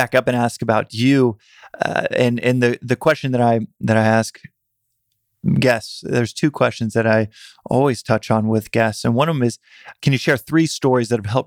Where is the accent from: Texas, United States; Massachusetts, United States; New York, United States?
Texas, United States; moved away as an adult; also born or lived in South Africa; we grew up in Texas